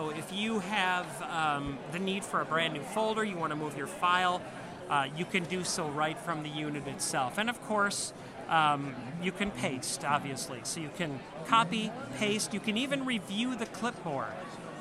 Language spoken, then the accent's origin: English; Wisconsin, United States; I'm from Wisconsin